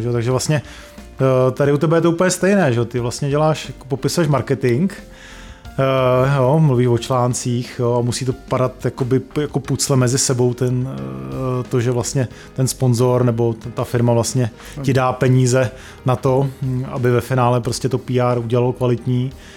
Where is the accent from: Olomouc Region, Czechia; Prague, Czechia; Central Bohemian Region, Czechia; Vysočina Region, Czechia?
Prague, Czechia; jsme se narodili v Praze